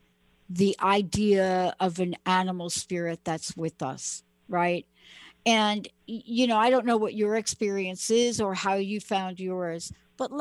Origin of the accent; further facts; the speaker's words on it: New York, United States; I'm from New York